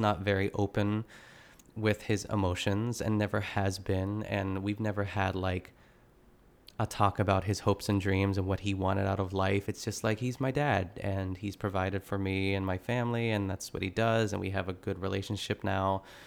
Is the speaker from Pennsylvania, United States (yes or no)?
yes; Pittsburgh, Pennsylvania, United States; I grew up in Pittsburgh, um, I grew up in the burbs of, of, of Pittsburgh